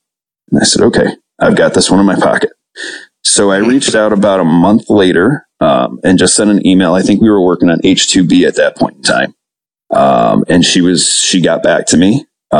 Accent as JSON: {"language": "English", "region": "Michigan", "country": "United States", "tie": "born or raised there", "also_born_or_lived": "Baltimore, Maryland", "moved": "as an adult", "said": "Haley Stevens, Congresswoman from Michigan's 11th district, kind of grew from some concerns that we were having in our hometown. So she represents my hometown where I live."}